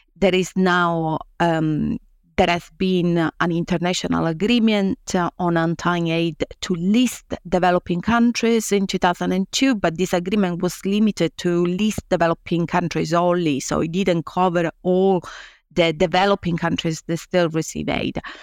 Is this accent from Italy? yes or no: yes; Italy; moved away as an adult; also born or lived in Rome; now in Nottingham, United Kingdom; I came from Italy, a place where twenty-five years ago, academia was very different from now